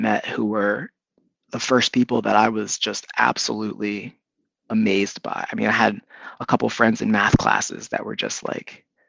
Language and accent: English; Philadelphia, Pennsylvania, United States; born there; My dad was born in Philly. I was born in Philly. His family was from Philly.